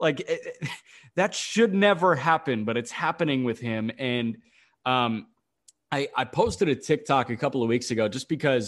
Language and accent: English; Chicago, Illinois, United States; Hey, two names as a Chicagoan I want to throw out where I would rather have Shohei Ohtani, the pitcher exclusive, than these guys.